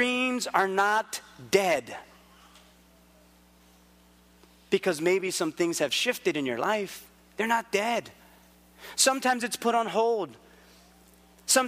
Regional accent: Philippines; also born or lived in Hawaii; I'm Filipino

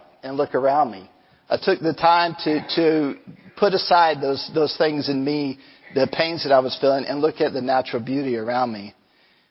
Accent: Angleton, Texas, United States; As a kid, I grew up on the Gulf Coast. I grew up down in Angleton, and it was only 15 minutes from the Gulf of Mexico

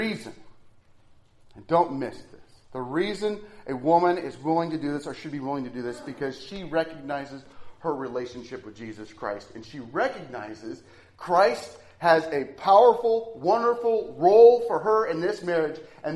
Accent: Nebraska, United States; I'm from Nebraska.

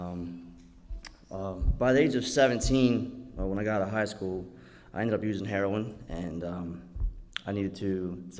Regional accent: Maryland, United States; moved away; I'm from Maryland

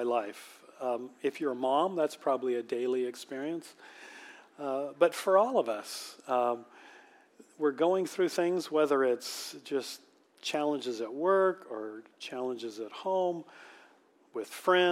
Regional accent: Manchester, Washington, United States; when I grew up in Manchester, Washington, which was very much the country back then.

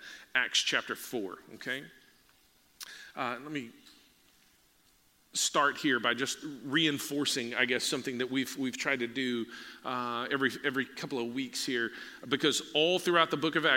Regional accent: Texas, United States; we're from Texas

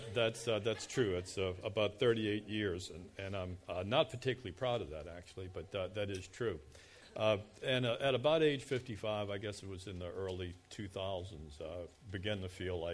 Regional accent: Kenner, Louisiana, United States; I was born and raised on the South Shore in Kenner

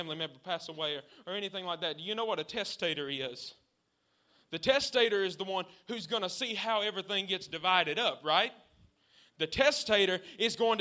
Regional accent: the South, United States; Since I'm from the South

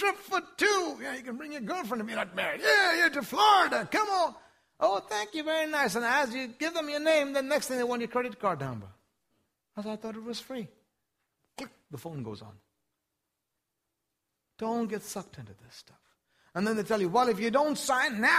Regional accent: India; now in United States; I wasn't born in the United States. I was born in India, one of the poorest countries in the world.

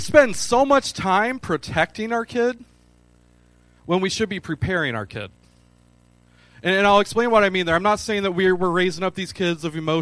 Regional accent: Michigan, United States; now in Clarksville, United States; I'm from Michigan.

